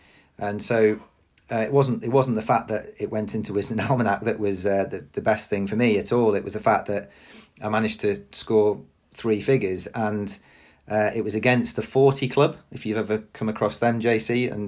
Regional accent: Stourbridge, West Midlands, United Kingdom; born there; I wasn't born down in that area, but I was born in the Black Country. So a little village little town now called Stourbridge.

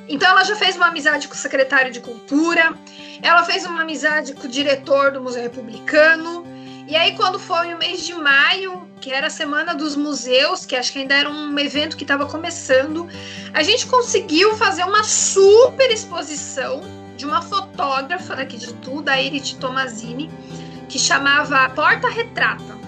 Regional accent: Itu, São Paulo, Brazil; Nasci em Itu no dia 30 de março de 1985.

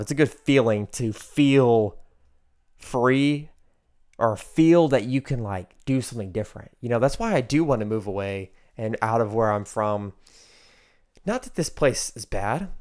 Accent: United States; growing up in America

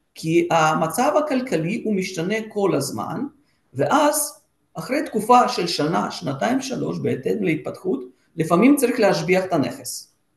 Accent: Israel; now in Sofia, Bulgaria; אנחנו, עם ישראל

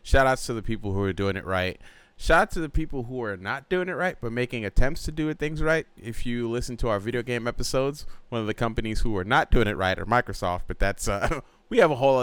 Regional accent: Nigeria; moved away; I'm Nigerian

